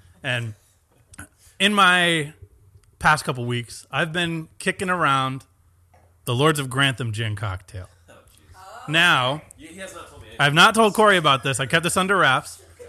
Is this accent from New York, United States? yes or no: yes; New York, United States; We're from Long Island Sound, so it's not the prettiest beach in the world.